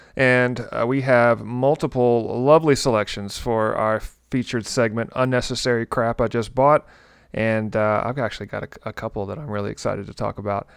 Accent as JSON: {"language": "English", "region": "Tennessee", "country": "United States", "said": "I'm from Tennessee"}